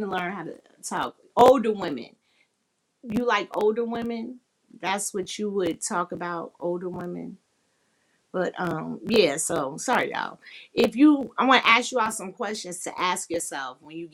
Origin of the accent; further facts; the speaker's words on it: Chicago, Illinois, United States; I'm from the Chi-Town